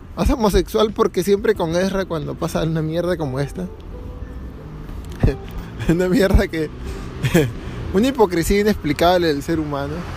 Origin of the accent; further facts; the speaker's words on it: Trujillo, La Libertad, Peru; moved away as an adult; now in Paris, France; en Trujillo esa huevada que tenemos en la esquina del centro de la plaza le llamamos catedral